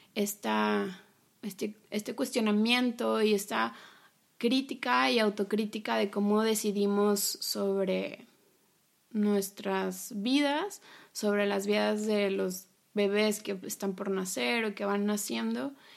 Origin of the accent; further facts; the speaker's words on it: Monterrey, Nuevo León, Mexico; moved away; yo soy de Monterrey y regresé a vivir a, mi ciudad de origen.